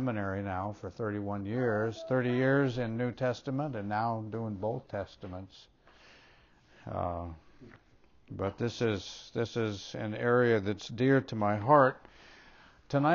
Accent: Minnesota, United States; Way back when I was still even in junior high, yeah, growing up in Minnesota, we didn't have middle schools, we had junior high

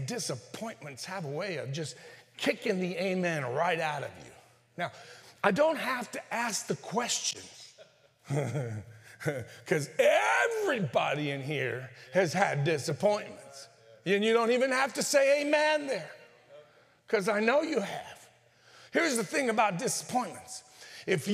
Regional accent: northern Mexico, Mexico; I'm from the Norte de Mexico.

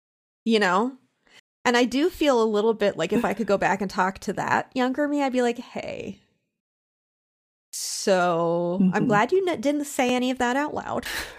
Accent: Pennsylvania, United States; You know, I'm from Central Pennsylvania, which as soon as I said it, you got an image in your mind of what Central Pennsylvania means. and I was from a college town.

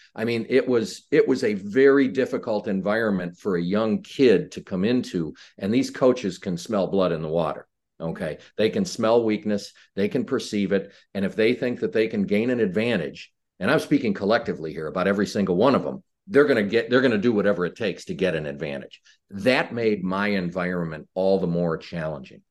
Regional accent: Chicago, Illinois, United States; I was born and raised in Chicago.

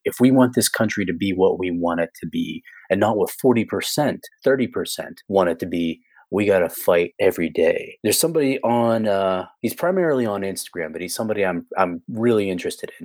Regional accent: United States

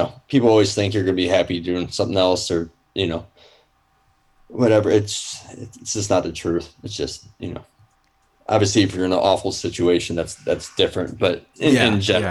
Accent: Detroit, Michigan, United States; I say as a musician, I'm from Detroit just because it's easier. I mean, I'm right on the border of Detroit.

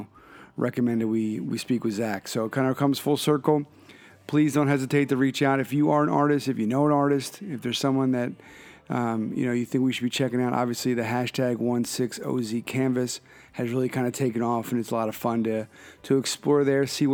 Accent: Philadelphia, Pennsylvania, United States; moved away; checking in from my hometown of Philadelphia

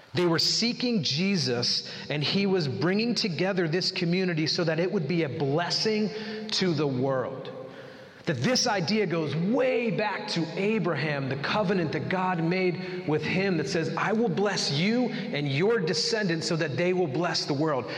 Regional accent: United States; as Americans, we really wrestle with busyness

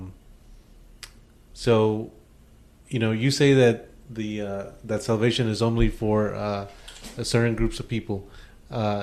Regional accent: Mexico; I'm from Mexico

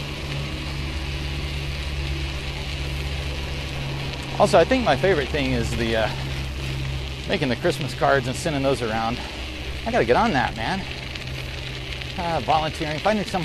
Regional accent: Central Arkansas, United States; growing up in Central Arkansas

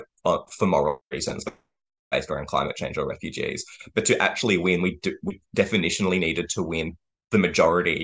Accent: Brisbane, Queensland, Australia; I grew up in West End, and when I returned home

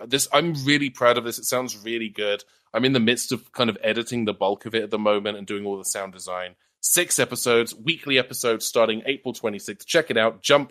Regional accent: United Kingdom; I'm a British person

